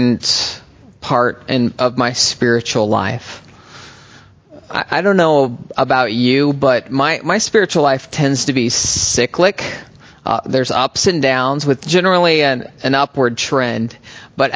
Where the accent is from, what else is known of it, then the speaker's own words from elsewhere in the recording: United States; moved away as an adult; also born or lived in Texas / Oklahoma / Berkeley, California; I'm a boy and then a young man growing up in Texas and Oklahoma